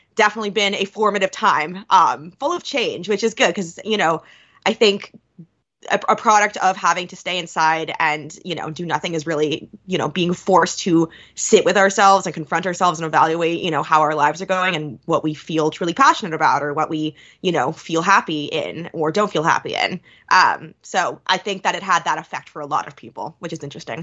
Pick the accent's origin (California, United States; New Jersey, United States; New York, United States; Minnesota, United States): New York, United States; now in Philadelphia, United States; I'm from New York